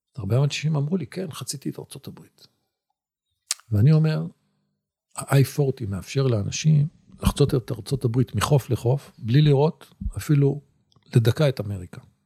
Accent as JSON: {"language": "Hebrew", "country": "Israel"}